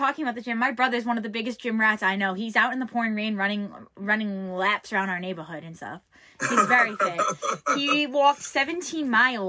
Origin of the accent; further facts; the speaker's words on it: New York, United States; I'm from New York.